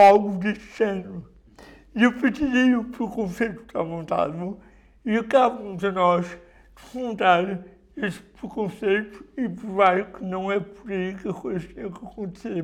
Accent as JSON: {"language": "Portuguese", "area": "Bozal", "region": "Viseu", "country": "Portugal", "also_born_or_lived": "Lisbon", "moved": "as an adult", "said": "Eu sou de Bozal, que é uma vila do distrito de Viseu"}